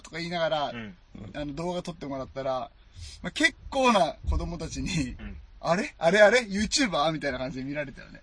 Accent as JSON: {"language": "Japanese", "region": "Nagasaki", "country": "Japan", "tie": "born or raised there"}